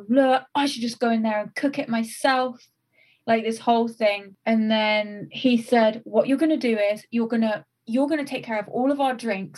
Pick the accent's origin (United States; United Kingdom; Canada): United Kingdom; England; As an English person